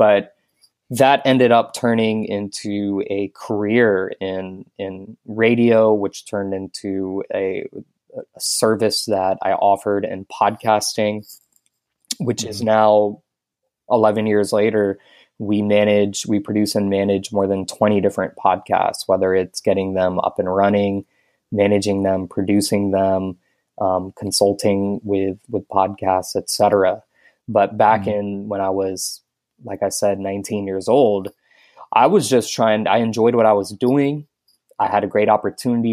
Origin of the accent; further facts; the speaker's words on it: Houston, Texas, United States; moved away as an adult; now in Tampa, United States; I grew up in Houston, Texas